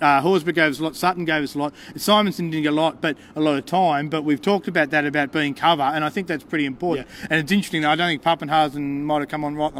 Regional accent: Melbourne, Victoria, Australia; now in Canberra, Australia; I grew up in Melbourne

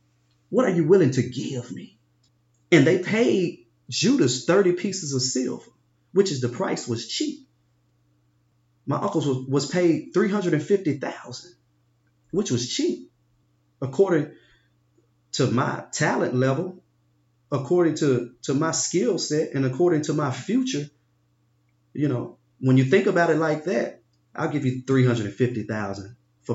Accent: Binghamton, New York, United States; I grew up in Binghamton. I loved to play basketball. All I wanted to do was get my grandparents and my mom out of Binghamton.

